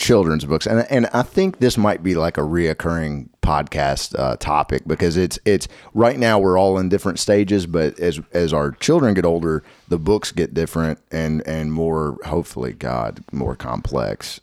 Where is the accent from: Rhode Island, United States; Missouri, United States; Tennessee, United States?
Tennessee, United States; Nashville; also born or lived in Madison, Tennessee; also from Nashville, reside in Madtown